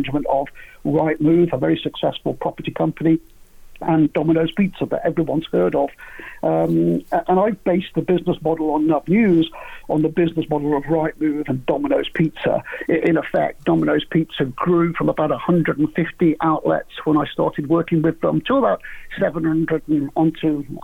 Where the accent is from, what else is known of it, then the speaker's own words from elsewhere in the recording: Crewe, North West England, United Kingdom; moved away as an adult; also born or lived in Nantwich / London; born in Nantwich, but lived in Crewe on Gresty Road all the way up until I was 18